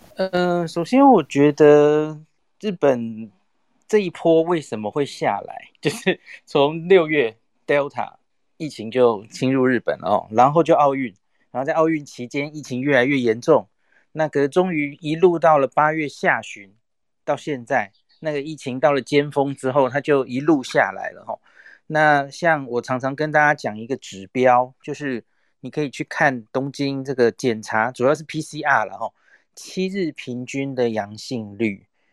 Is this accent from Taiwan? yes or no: yes; Taiwan; 我们台湾人